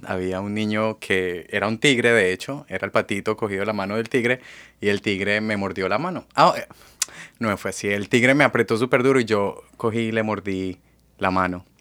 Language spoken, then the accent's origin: Spanish; Colombia; first language Spanish; moved away as an adult; now in Seattle, United States; yo nací en Colombia y pasé pues casi toda mi vida allá y hace cinco años que resido aquí en Estados Unidos